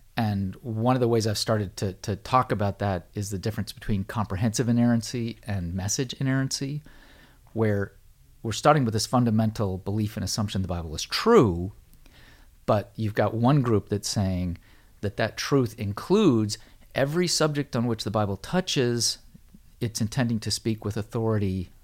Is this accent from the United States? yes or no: yes; United States; born or raised there